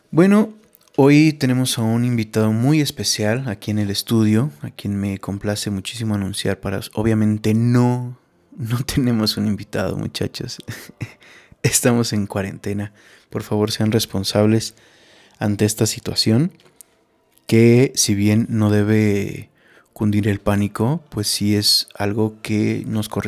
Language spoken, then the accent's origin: Spanish; Mexico; Yo considero que, que es una responsabilidad como mexicanos